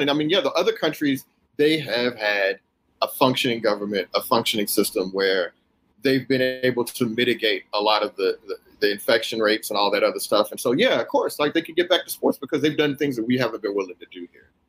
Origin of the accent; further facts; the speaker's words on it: Houston, Texas, United States; growing up in Houston or whatever, same you know same deal for me